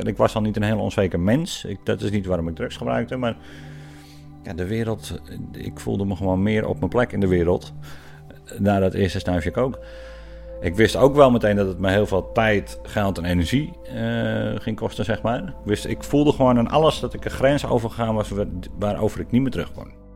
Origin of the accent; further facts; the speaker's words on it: Kop van Noord-Holland, North Holland, Netherlands; moved away; Ik kom uit de kop van Holland oorspronkelijk